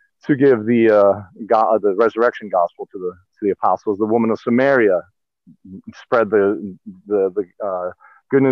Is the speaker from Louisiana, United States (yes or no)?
no; Cleveland, Ohio, United States; now in California, United States; Growing up in Cleveland